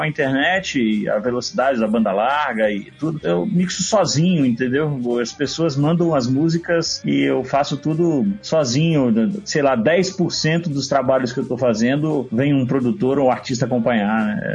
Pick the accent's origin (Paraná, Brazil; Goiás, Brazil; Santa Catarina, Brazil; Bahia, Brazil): Bahia, Brazil; moved away as an adult; now in São Paulo, Brazil; Hoje eu estou em São Paulo, cresci, me formei na Bahia